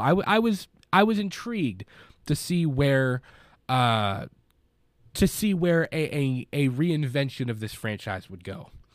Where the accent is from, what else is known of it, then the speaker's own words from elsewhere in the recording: Kentucky, United States; I'm a dude from Kentucky that hosts a movie podcast